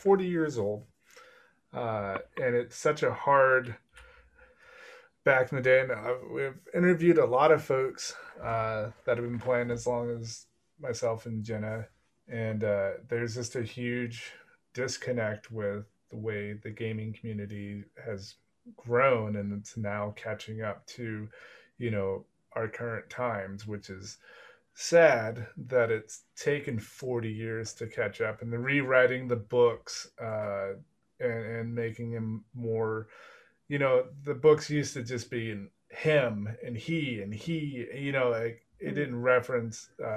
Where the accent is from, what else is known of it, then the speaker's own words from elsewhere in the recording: Texas, United States; moved away as an adult; now in Europe; I'm from Texas